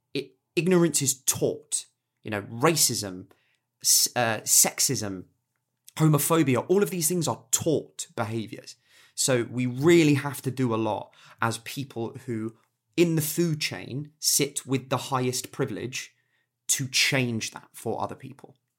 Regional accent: England, United Kingdom; I'm English, I live in England

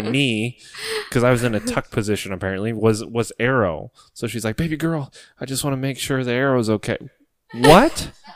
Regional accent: Ohio, United States; stuck in Ohio, close to our hometown

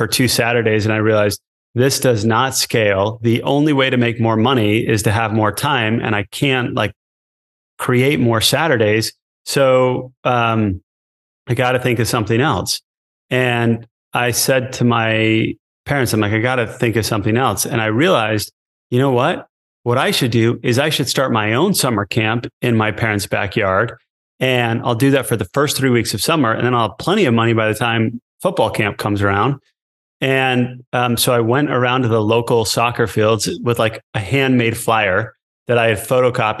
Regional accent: Connecticut, United States; moved away as an adult; also born or lived in Provo, Utah / Rome, Italy; I grew up in Connecticut

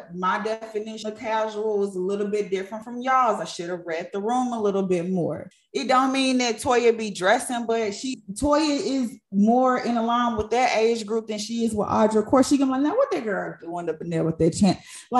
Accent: Ghana; I'm Ghanaian, you know, we don't play about that.

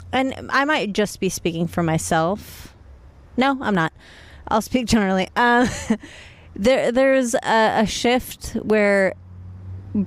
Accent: Los Angeles, California, United States; No, I grew up in LA. I'm from Woodland Hills.

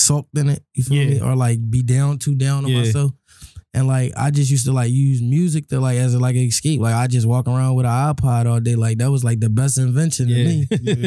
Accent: Philadelphia, Pennsylvania, United States; I'm from Uptown. Germantown section, to be exact, Haines Street, you feel me? Grew up in Germantown

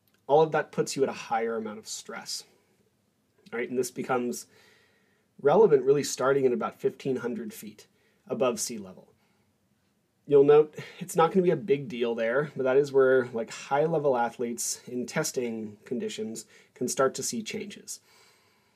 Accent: Albuquerque, New Mexico, United States; moved away; also born or lived in Korea; I was born in Albuquerque, New Mexico

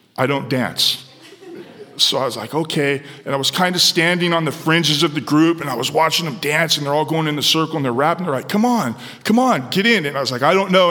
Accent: San Diego, California, United States; born or raised there

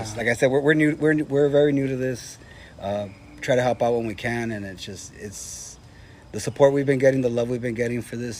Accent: La Puente, California, United States; also born or lived in East Los Angeles, California; now in Ontario, United States; Then around junior high time, around that time, I was back in 93, I think, or so, we moved to La Puente. Yeah, La Puente, yeah. Pretty much raised the majority of the rest of my time there.

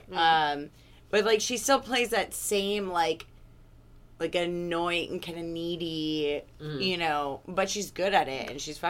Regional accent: Oak Park, California, United States; Oh, I grew up in Ventura County, so, like, Oak Park, like, near Calabasas, Sahara Hills area.

